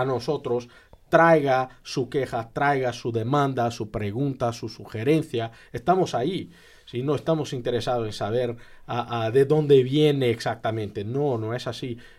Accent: Brazil; Spanish is a second language; moved away as an adult; now in Bloomington, United States; yo soy de Brasil, yo soy brasileño

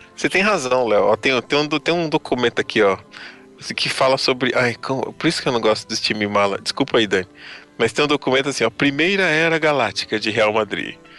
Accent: Brazil; Eu sou brasileiro também

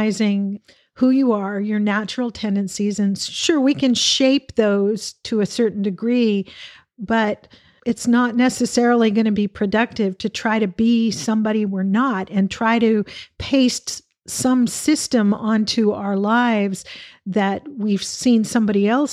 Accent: United States; as an American

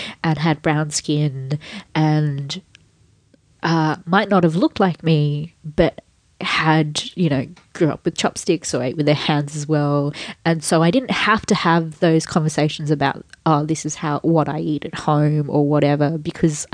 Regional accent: Sydney, New South Wales, Australia; also born or lived in Fiji; I grew up in Western Sydney

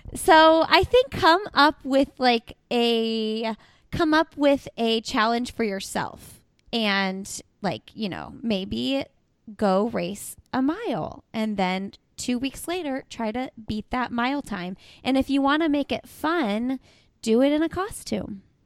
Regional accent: Indiana, United States; because I'm from Indiana

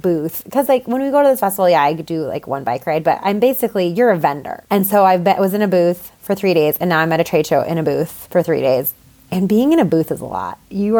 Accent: Boulder, Colorado, United States; I'm from Boulder. Everything's very competitive.

